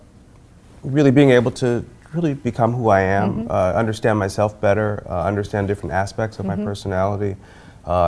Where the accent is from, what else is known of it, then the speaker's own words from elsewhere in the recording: Chicago, Illinois, United States; I grew up in Chicago.